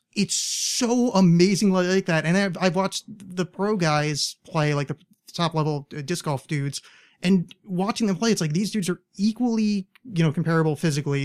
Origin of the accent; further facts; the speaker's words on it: East Coast, United States; moved away as an adult; I grew up on the East Coast